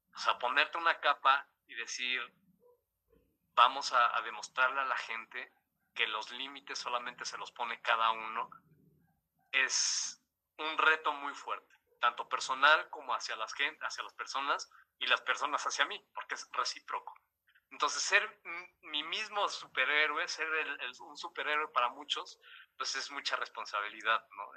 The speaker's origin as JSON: {"language": "Spanish", "country": "Mexico", "said": "siendo el primer mexicano amputado en, en hacerlo aquí en México"}